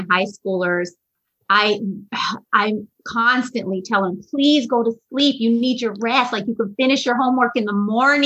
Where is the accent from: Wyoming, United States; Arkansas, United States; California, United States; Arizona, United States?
California, United States; San Diego; I'm a San Diego native